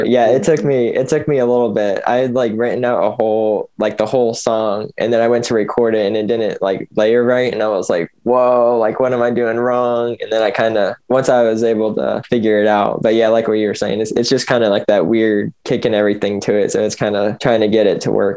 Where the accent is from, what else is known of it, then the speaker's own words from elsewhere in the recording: Kentucky, United States; also born or lived in Michigan; I was born in uh, in Michigan. I'm adopted, so my parents were living in Indiana at the time. But anyway, I grew up in uh, in Kentucky.